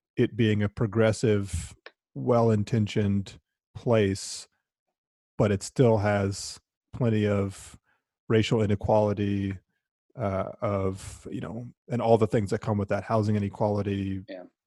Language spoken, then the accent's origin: English; Durham, North Carolina, United States; David and I grew up in Durham together